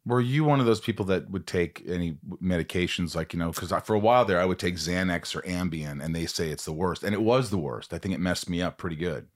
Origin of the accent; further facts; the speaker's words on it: Indiana, United States; moved away; I'm from Indiana